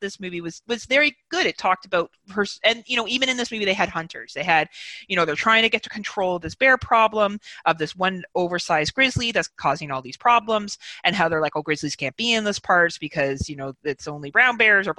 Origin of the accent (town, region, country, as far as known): Canada